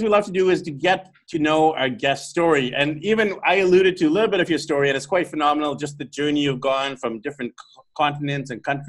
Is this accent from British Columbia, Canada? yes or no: yes; Vancouver, British Columbia, Canada; moved away as an adult; now in Philippines; I'm actually from Vancouver, BC, Canada.